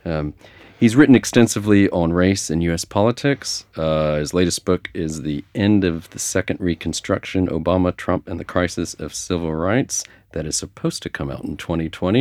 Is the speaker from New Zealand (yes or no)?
no; United States; born and raised in the United States